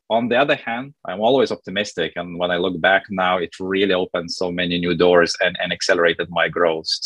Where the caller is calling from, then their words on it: London, United Kingdom; Yes, I'm calling in from London.